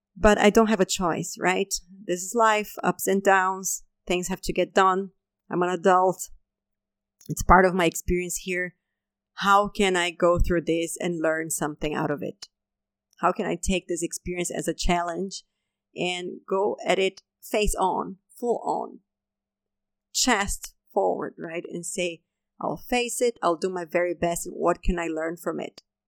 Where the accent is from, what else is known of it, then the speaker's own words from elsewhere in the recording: Brazil; moved away as an adult; also born or lived in Denmark; I had just left my home country, Brazil, and I had moved to Denmark to do my PhD studies.